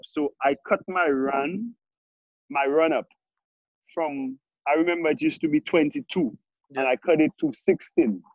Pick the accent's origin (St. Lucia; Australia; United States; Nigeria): St. Lucia; growing up in Saint Lucia, the countryside.